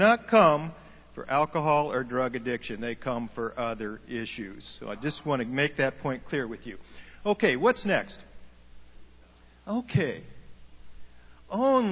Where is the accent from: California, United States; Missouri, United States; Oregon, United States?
Oregon, United States; moved away as an adult; We're from Oregon